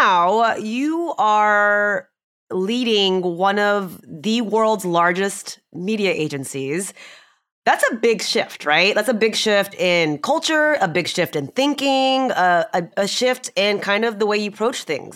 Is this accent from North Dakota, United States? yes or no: no; Houston, Texas, United States; now in Dallas, United States; I grew up in Houston and left for a long time